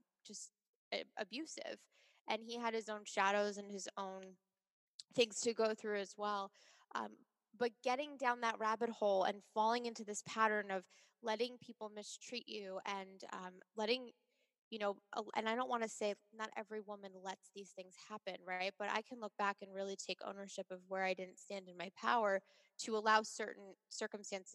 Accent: Long Island, New York, United States; I grew up on Long Island

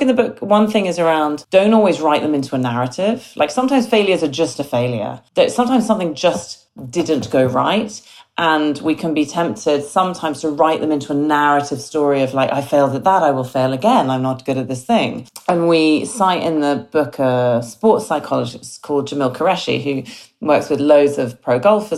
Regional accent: United Kingdom; I'm very British.

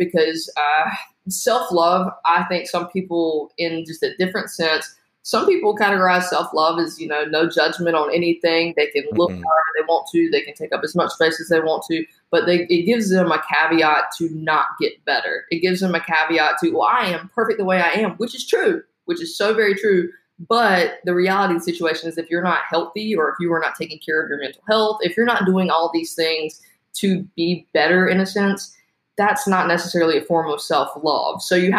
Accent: the South, United States; I grew up in the South, Southern Baptist, right? So I grew up and I grew up in church

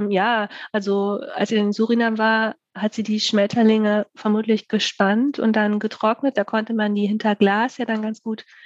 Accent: Bremen, Germany; komme halt äh, aus Bremen.

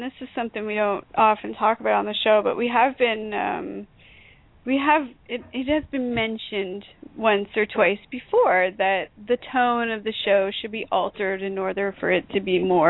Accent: Canada; accent: Canadian; because I'm Canadian, apparently Canadians have an accent. I don't know what that's all about, but apparently I do have a bit of an accent.

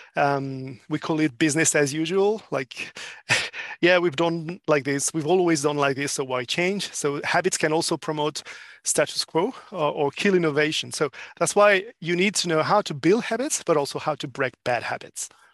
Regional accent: France; English is a second language; moved away as an adult; now in Asia-Pacific; I'm actually a French living in APAC for four years now.

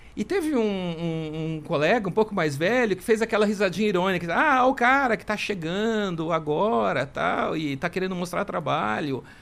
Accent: Marília, São Paulo, Brazil; moved away as an adult; also born or lived in Mato Grosso; now in São Paulo, Brazil; eu na, não nasci em Marília, mas eu cresci lá desde os três anos de idade, enfim. Depois vim para São Paulo na época da faculdade

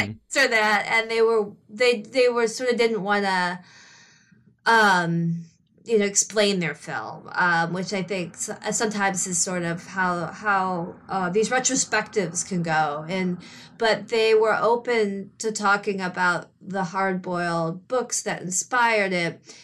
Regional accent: Grosse Pointe, Michigan, United States; moved away as an adult; also born or lived in New York; I'm from the Detroit area in Michigan

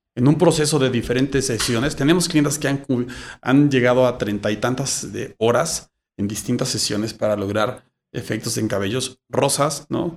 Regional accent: Mexico; somos muchos mexicanos que tenemos este tipo de cabello

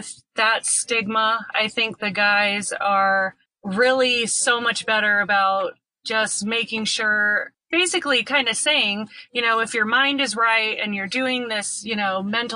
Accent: St. Louis, Missouri, United States; now in Colorado, United States; We're both from St. Louis, Missouri

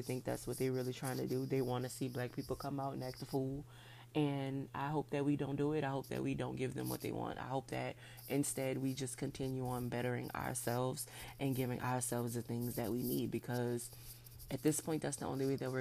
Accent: New Orleans, Louisiana, United States; I was born at Methodist Hospital in New Orleans, Louisiana on June 3rd, 1991.

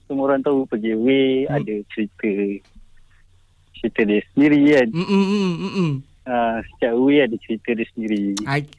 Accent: Selangor, Malaysia; born there; Uh, aku sokong of course Selangor sebab aku lahir kat Selangor

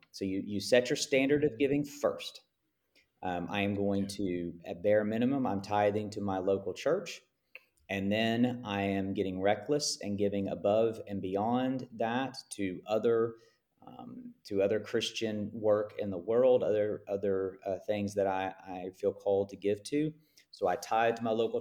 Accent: United States; I'm speaking as an American here who swims in circles of high, high wealth

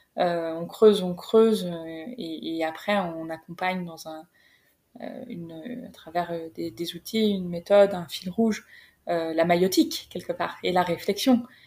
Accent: Creil, Hauts-de-France, France; moved away; vers Creil, là où j'ai grandi

